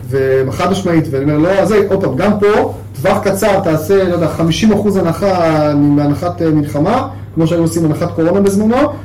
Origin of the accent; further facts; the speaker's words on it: Israel; גם כישראלי וכיהודי גאה